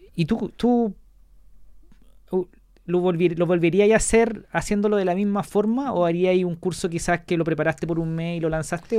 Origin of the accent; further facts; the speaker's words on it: Chile; nosotros somos chilenos